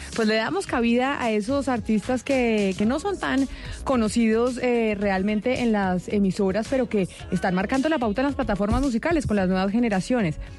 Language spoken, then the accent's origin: Spanish; Bogotá, Colombia; yo como bogotana